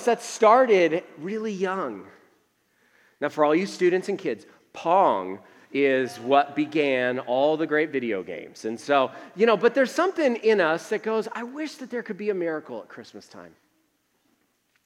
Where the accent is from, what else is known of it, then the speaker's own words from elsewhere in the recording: Northeast, United States; now in Tucson, United States; I grew up in the Northeast where we had to shovel all the time